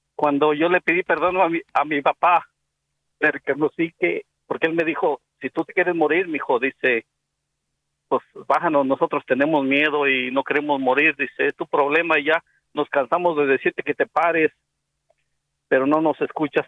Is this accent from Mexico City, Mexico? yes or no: no; Pabellón de Arteaga, Aguascalientes, Mexico; now in Laredo, United States; del pueblo a donde vamos de aquí, de Laredo, Texas, a, hasta el pueblo de Pabellón de Arte Aguascalientes